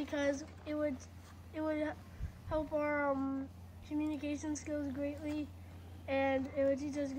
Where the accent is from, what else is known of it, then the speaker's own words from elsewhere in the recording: North Pole, Alaska, United States; we're from North Pole, Alaska